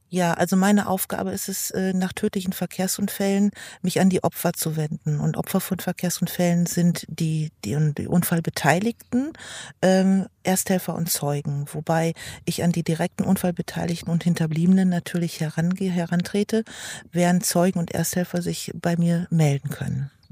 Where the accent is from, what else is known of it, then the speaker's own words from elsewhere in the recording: Lingen, Lower Saxony, Germany; ich komme aus Lingen